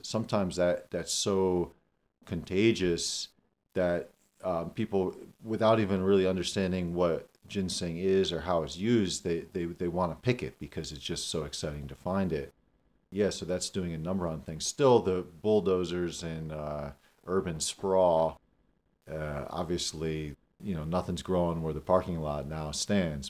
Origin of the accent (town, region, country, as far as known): Damascus, Pennsylvania, United States; born or raised there